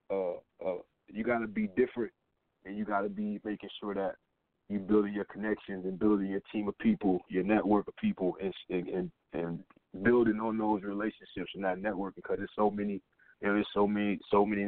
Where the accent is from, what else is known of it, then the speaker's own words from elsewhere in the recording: St. Petersburg, Florida, United States; now in Atlanta, United States; I'm calling from Atlanta right now, but I'm from Florida